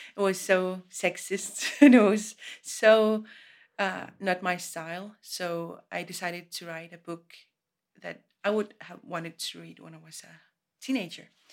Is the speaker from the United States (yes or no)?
no; Greenland; I'm from Greenland.